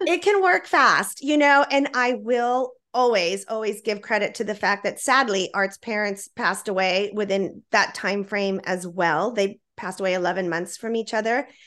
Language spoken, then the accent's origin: English; Laredo, Texas, United States; also born or lived in Austin, Texas; I was born in Austin, Texas, and raised in Laredo